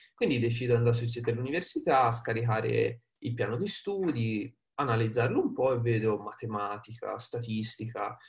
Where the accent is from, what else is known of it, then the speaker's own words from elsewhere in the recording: Prato, Tuscany, Italy; accent: Tuscan; vengo da Prato. Prato, diciamo, vicino Firenze, quindi Toscana, come magari avrete sentito dall'accento